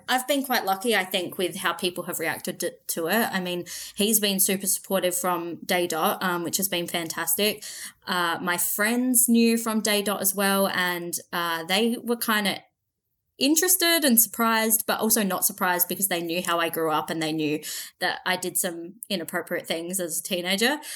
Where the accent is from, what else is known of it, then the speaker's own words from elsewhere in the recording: Central Australia, Australia; always been from Australia. I'm from Central Australia